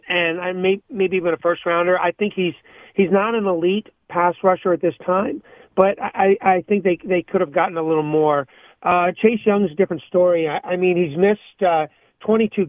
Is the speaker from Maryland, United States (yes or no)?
yes; Montgomery County, Maryland, United States; I grew up in the Washington, D.C. area, Montgomery County, Maryland